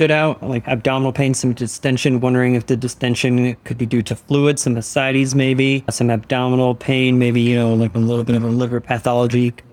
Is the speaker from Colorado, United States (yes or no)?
yes; Denver, Colorado, United States; moved away; I'm from Denver, Colorado. Went to school at the University of Colorado Boulder.